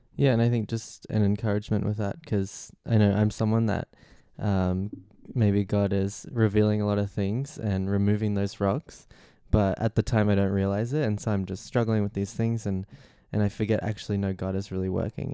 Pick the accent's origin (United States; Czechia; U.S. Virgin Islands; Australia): Australia; now in London, United Kingdom; I'm twenty-one and I'm from Australia.